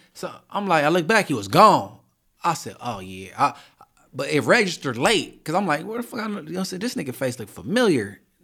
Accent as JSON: {"language": "English", "town": "Inglewood", "region": "California", "country": "United States", "said": "I'm from Inglewood"}